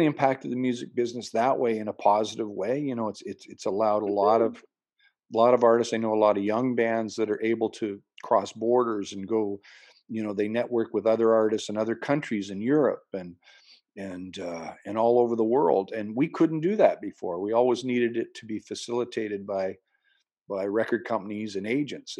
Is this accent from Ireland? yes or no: no; Lynn Lake, Manitoba, Canada; up to my hometown of Lynn Lake, Manitoba, where I was born